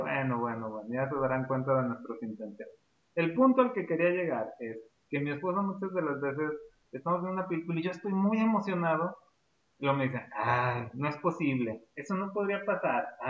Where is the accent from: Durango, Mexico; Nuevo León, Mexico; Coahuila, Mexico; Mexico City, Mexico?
Durango, Mexico; Nosotros somos hermanos, este, somos de México, específicamente acá de la, de la ciudad de Durango